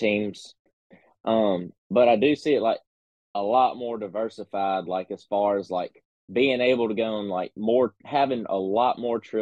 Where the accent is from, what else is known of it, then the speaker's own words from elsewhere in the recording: small town near Lake Murray, South Carolina, United States; moved away as an adult; now in Florida, United States; I was from South Carolina. Really small town. 20 minutes from Lake Murray